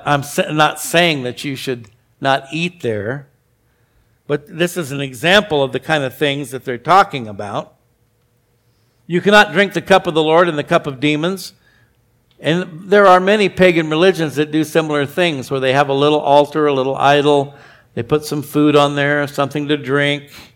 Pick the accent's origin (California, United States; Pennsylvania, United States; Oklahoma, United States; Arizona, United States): Arizona, United States; when I was a kid, I grew up in Arizona